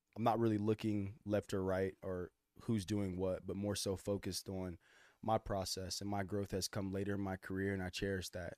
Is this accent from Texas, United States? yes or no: yes; Austin, Texas, United States; also born or lived in Dallas, Texas; I grew up in Austin, man. Born in Dallas.